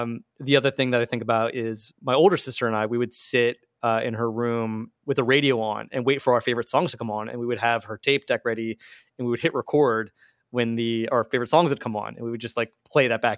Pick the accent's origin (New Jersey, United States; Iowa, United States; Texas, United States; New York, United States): New Jersey, United States; Marlton; moved away as an adult; now in Philadelphia, United States; I grew up in Marlton, which is southern New Jersey.